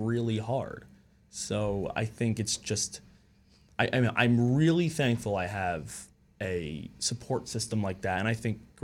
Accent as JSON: {"language": "English", "area": "Long Island", "region": "New York", "country": "United States", "said": "I'm from Long Island, New York."}